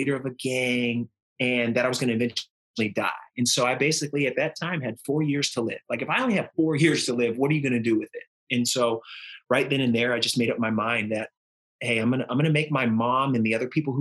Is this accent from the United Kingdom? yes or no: no; Northern California, United States; I'm from Northern California